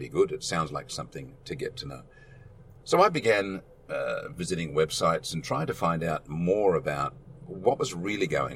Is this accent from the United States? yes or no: no; Australia; Growing up in Australia